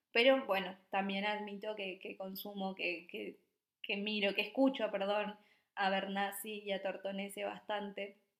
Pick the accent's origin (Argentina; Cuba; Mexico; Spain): Argentina; Misiones; moved away as an adult; also born or lived in Buenos Aires, Argentina; now in Copenhagen, Denmark; yo soy de Misiones.